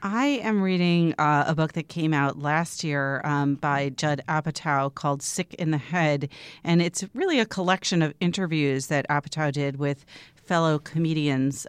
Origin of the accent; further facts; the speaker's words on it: Long Island, New York, United States; I also grew up on Long